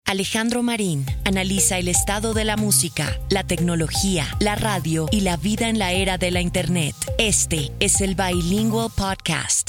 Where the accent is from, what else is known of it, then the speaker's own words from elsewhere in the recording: Puerto Rico; moved away as an adult; also born or lived in Minnesota / New York; Yo me fui eh, de Puerto Rico para Minnesota